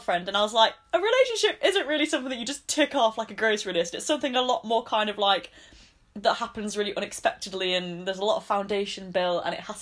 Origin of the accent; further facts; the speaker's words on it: the north of England, United Kingdom; accent: northern; in the middle of like Manchester and Leeds.